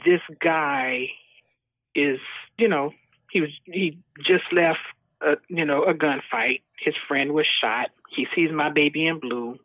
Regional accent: Texas, United States; moved away as an adult; also born or lived in Skyway, Washington; now in Puyallup, United States; We are originally from Texas

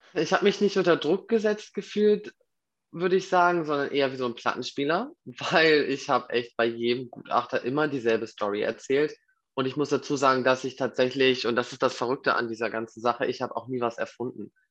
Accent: Hamburg, Germany; Ich komme aus Hamburg

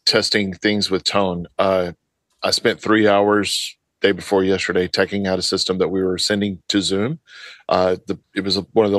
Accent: Texas, United States; I'm from Texas.

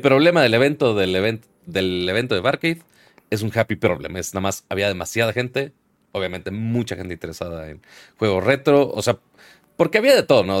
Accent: Monterrey, Nuevo León, Mexico; uno siendo regio

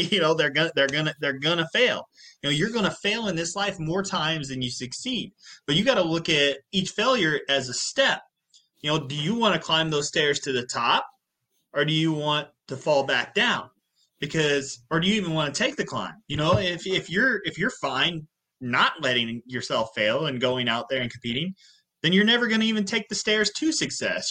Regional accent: Southern Illinois, United States; I come from a 3-stoplight town in Southern Illinois

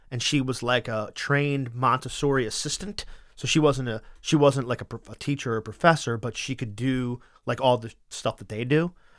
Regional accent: Wilmington, Delaware, United States; I was born in a hospital that's no longer there. It was like, I think it was called Wilmington General

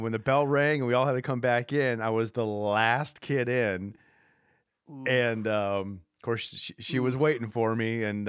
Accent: Midwest, United States; I grew up in Midwest and new fresh snow outside

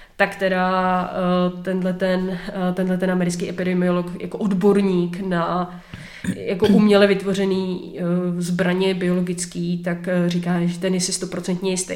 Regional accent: Czechia; my jako Češi

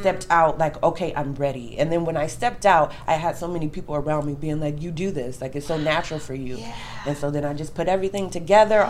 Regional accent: Davenport, Iowa, United States; moved away; also born or lived in Arizona; I'm originally from Davenport, Iowa

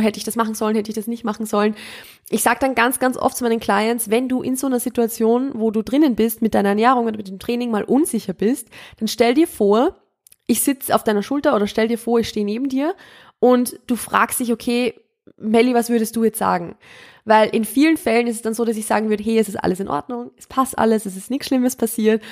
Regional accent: Austria; ich komme ja ursprünglich, ich bin ja aus Österreich und ich komme ursprünglich vom Land

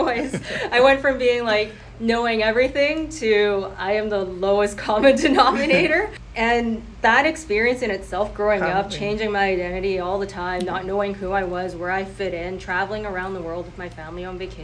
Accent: Canada; first language Cantonese; my friends and I who grew up here, we all kind of rejected ourselves and said, you know, we're not that, we're Canadian

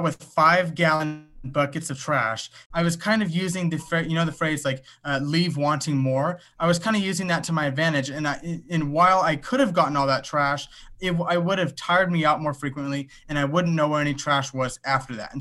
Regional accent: Los Angeles, California, United States; I'm from Los Angeles, California.

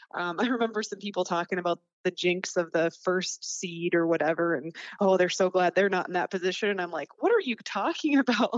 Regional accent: North Dakota, United States; I loved growing up in North Dakota

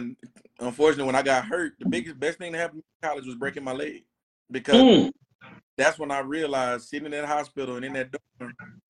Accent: Tyler, Texas, United States; also born or lived in Waco, Texas / New Orleans, Louisiana; growing up in Tyler

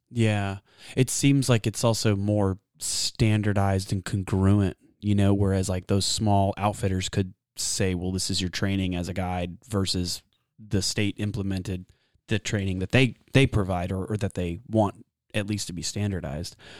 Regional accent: Texas, United States; I'm from Texas

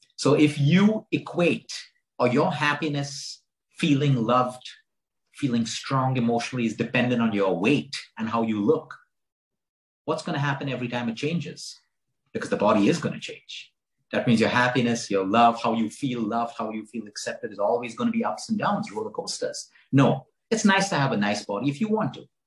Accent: Goa, India; as a teenager, I grew up in Goa, and Goa at that point was a hippie time

